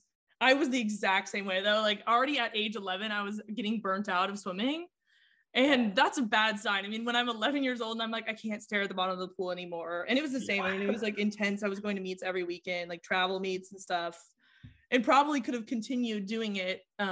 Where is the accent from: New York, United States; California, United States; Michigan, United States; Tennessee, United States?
California, United States; also born or lived in Oregon; I grew up in California and I mean, I went to Oregon, completely different school